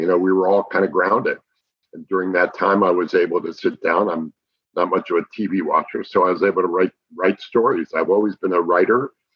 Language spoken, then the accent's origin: English; New Jersey, United States; now in Dallas, United States; I grew up on White Castle hamburgers oh, back yeah. in New Jersey